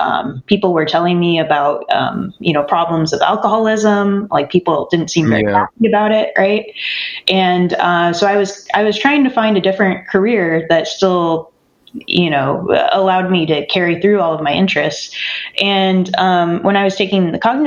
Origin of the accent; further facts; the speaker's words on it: near Sacramento, California, United States; I grew up near Sacramento on an organic farm.